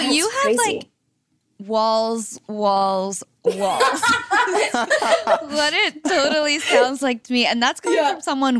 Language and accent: English; Sydney, New South Wales, Australia; I'm from Sydney.